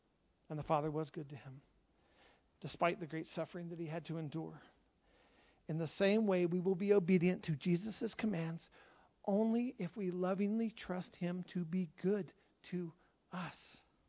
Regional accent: Charlotte, North Carolina, United States; born there; I was born in Charlotte, North Carolina. I was raised all over the U.S., traveled everywhere. I'm an American. I was born in America.

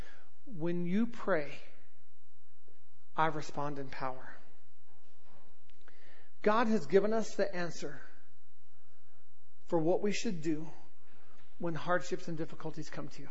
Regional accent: Southern California, United States; accent: Southern, like, surfer accent; also born or lived in North Carolina; I was born in North Carolina and raised in Southern California, so I've got this weird, like, Southern, like, surfer accent

